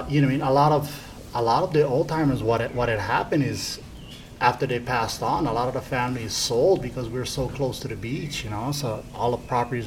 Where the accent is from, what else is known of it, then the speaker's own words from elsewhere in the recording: Hawaii, United States; I mean, I just grew up in the village.